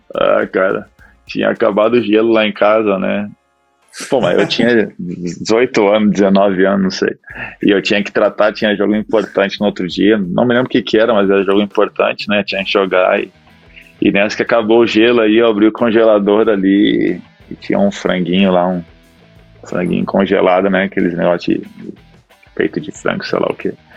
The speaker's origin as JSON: {"language": "Portuguese", "area": "Gaúcho", "region": "Rio Grande do Sul", "country": "Brazil", "moved": "as an adult", "said": "Eu e ela, como somos gaúchos aí"}